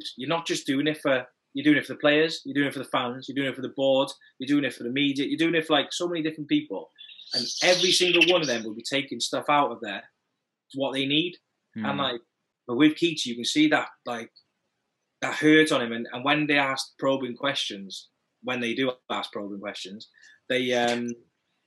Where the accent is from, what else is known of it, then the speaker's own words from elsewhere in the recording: Wales, United Kingdom; I'm Welshman.